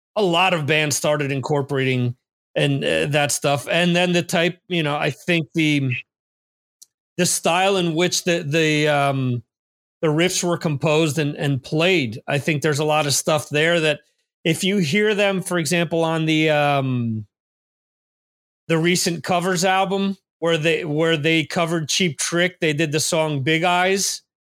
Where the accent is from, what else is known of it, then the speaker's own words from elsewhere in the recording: New Jersey, United States; someone from New Jersey